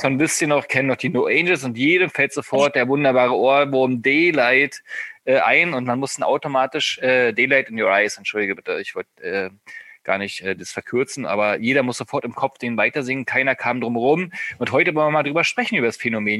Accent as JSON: {"language": "German", "region": "East Germany", "country": "Germany", "said": "Ich bin ja ein Ossi"}